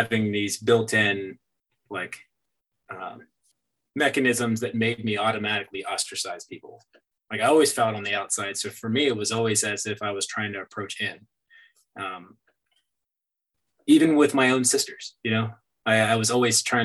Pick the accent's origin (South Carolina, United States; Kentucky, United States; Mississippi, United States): South Carolina, United States; Myrtle Beach; moved away as an adult; also born or lived in Hawaii / New York; I stayed in my hometown, growing up where I grew up in Myrtle Beach